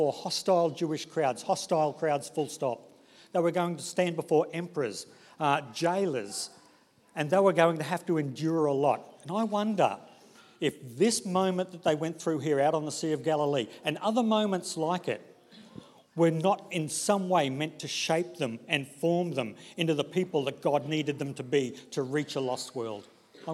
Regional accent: Brisbane, Queensland, Australia; I grew up in Brisbane, in the suburb of Inala

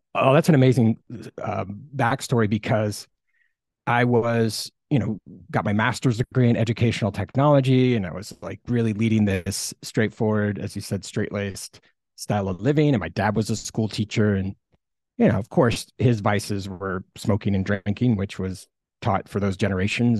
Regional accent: Midwest, United States; moved away as an adult; also born or lived in Iowa / California; now in Costa Rica; I was born in the Midwest, and I got to have an amazing childhood

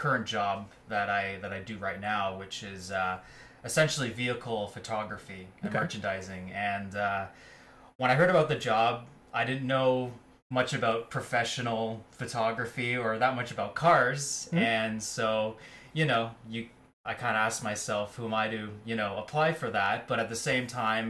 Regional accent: Ontario, Canada; Growing up in the Ontario public school system

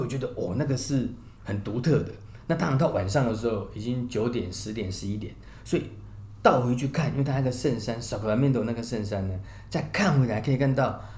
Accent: Taiwan; 我们台湾人非常非常的熟悉这样

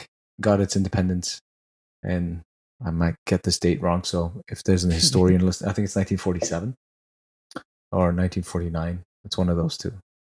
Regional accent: Northeast India, India; I was like, yeah, I'm from India. And the, you know, it's like, what? But yeah, right. The northeastern part where I'm from, the majority of people look like me

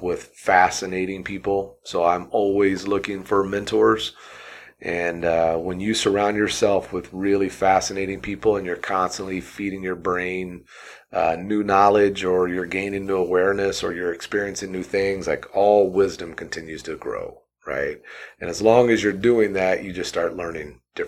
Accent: Southern Indiana, United States; moved away as an adult; also born or lived in Purdue University, Indiana / Arizona; now in Boise, United States; I grew up in Southern Indiana

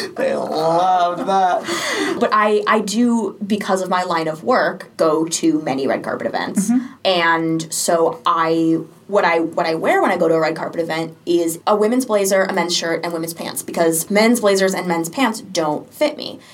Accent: Sarasota, Florida, United States; I'm from Sarasota, Florida

